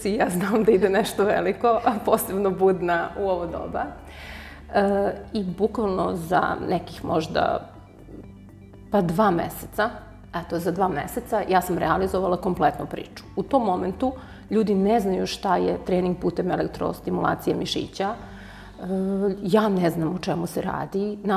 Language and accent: Croatian; Belgrade, Serbia; moved away as an adult; now in Niš, Serbia; U Nišu sam, preselila sam se, inače sam iz Beograda, ovde sam se udala.